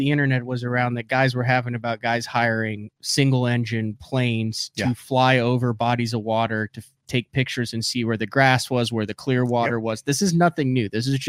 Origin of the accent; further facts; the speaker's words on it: Oklahoma, United States; I'm from Oklahoma.